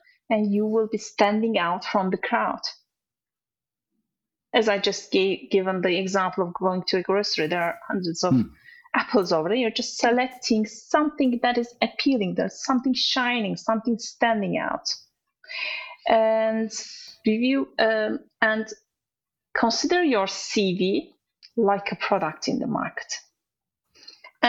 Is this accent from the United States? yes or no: no; Turkey; English is a second language; moved away as an adult; also born or lived in Dubai / Azerbaijan; now in United Kingdom; we moved from our home country from Turkey to other countries